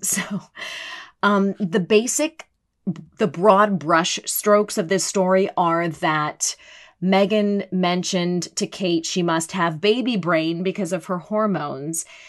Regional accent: United States; as an American

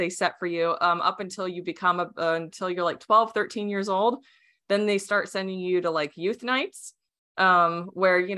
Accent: Arizona, United States; first language Romanian; English is a second language; I was raised in Arizona

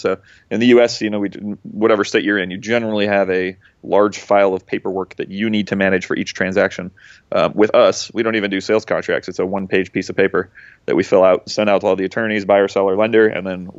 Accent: Midwest, United States; I'm originally from the Midwest, which is why you don't pick up on the accent so much.

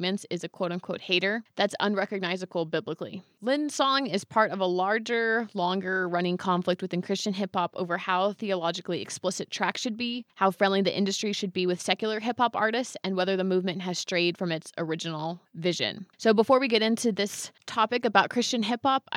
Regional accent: Bay Area, California, United States; moved away; I'm from the Bay Area

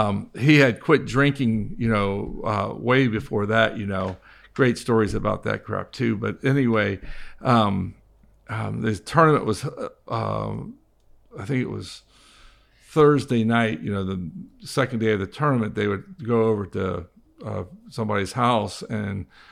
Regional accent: Ocean Reef, Florida, United States; I grew up here, so I grew up in Ocean Reef. I knew all that shit up there.

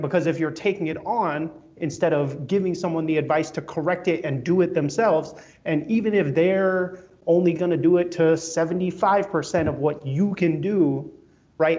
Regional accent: New York City, New York, United States; my room growing up in Brooklyn

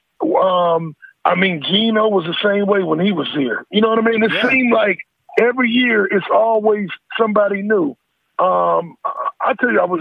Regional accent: Pittsburgh, Pennsylvania, United States; I'm from Pittsburgh.

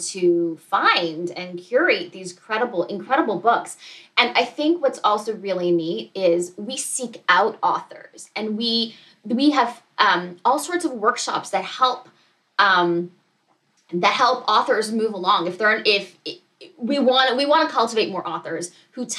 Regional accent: Montreal, Quebec, Canada; moved away; I'm originally from Montreal

